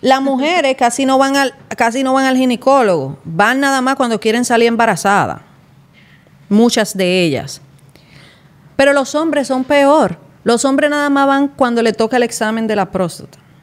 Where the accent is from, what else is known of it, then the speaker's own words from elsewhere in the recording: San Pedro de Macorís, Dominican Republic; yo soy de San Pedro, entonces uno se movía mucho para Juan Dolio, para la Romana, para la capital